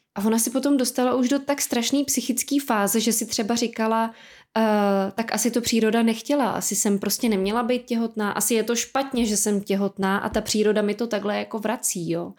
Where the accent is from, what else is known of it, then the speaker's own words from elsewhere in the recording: Czechia; my i jako Češi